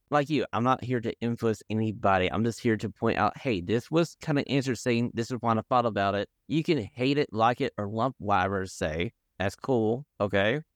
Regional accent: the South, United States; I grew up in the South

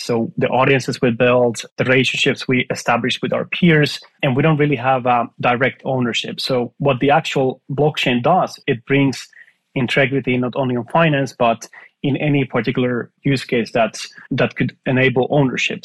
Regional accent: Finland; moved away; I'm from Finland originally

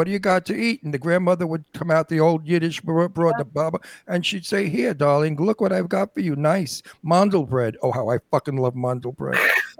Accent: New York City, New York, United States; also born or lived in Long Island, New York / Italy; now in Palm Springs, United States; I was born in the Red Hook projects. It was, during the war, nobody had money. My parents were on welfare, so we lived in the projects.

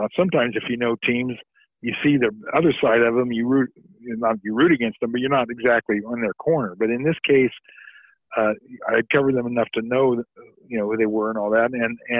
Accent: Indiana, United States; I'm from Indiana.

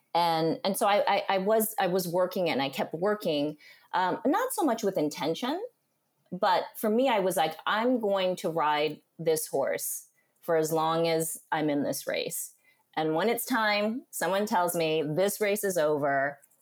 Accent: Union City, California, United States; moved away as an adult; also born or lived in Honolulu / New York; I grew up in Union City, which is East Bay

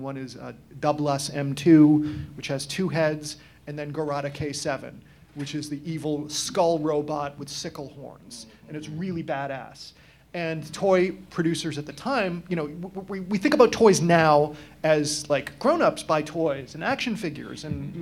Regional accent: Massachusetts, United States; I'm from Massachusetts. I grew up watching Channel 56

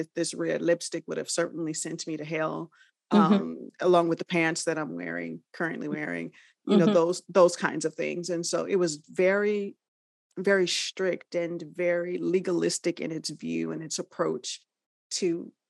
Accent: Los Angeles, California, United States; we come from the South and then made that migration West. So we grew up in the Los Angeles area

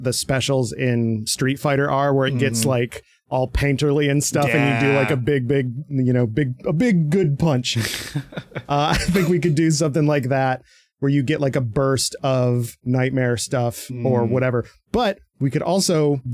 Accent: Michigan, United States; I'm from Michigan

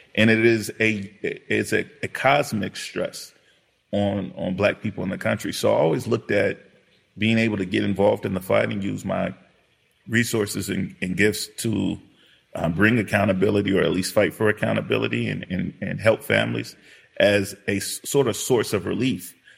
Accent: Los Angeles, California, United States; I grew up in South Central Los Angeles during what were called the Rodney King era

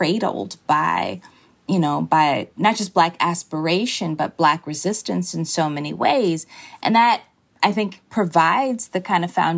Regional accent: Birmingham, Alabama, United States; moved away; I was born in Birmingham, Alabama. It is my home. It's where the majority of my family is. I don't come from a great migration family. I mean, me and my mom migrated

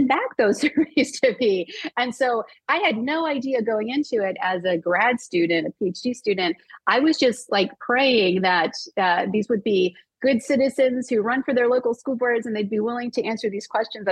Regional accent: Maryland, United States; I'm from Maryland. Yeah, I grew up in Maryland

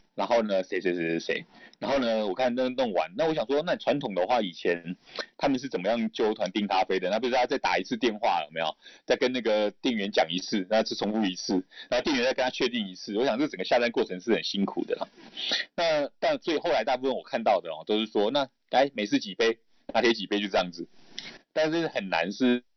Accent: Kaohsiung, Taiwan; 我也是高雄人啊，所以其实高雄那边我也蛮熟悉的

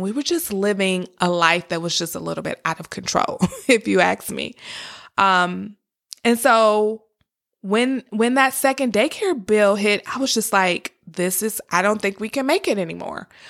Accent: Detroit, Michigan, United States; I grew up in Detroit, Michigan. Actually, I was born in Detroit, Michigan, and I lived there until about fifth grade.

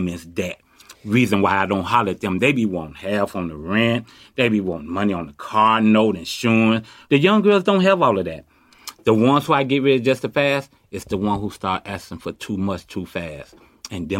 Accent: Chicago, Illinois, United States; now in Oakland, United States; I was born and raised in Chicago

